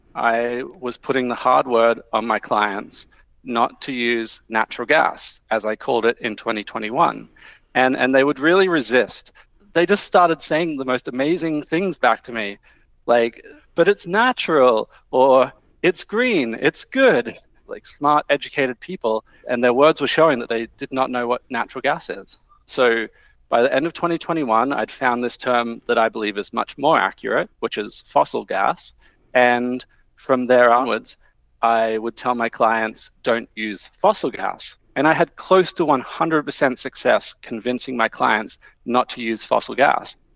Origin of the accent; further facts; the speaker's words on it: Calgary, Alberta, Canada; I'm Franco Albertan, so I'm francophone from Calgary.